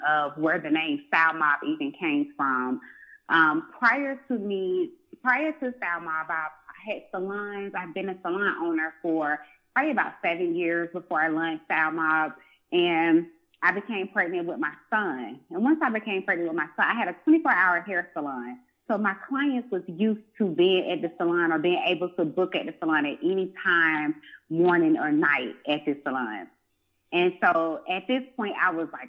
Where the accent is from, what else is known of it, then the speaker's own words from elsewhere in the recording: Atlanta, Georgia, United States; born and raised in Atlanta, Georgia